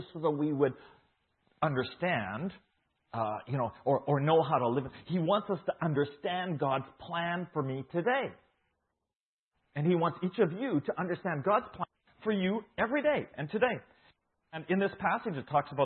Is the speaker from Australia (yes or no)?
no; Saskatchewan, Canada; moved away as an adult; now in Guatemala; I was born here in Saskatchewan. I was grew up in a farming community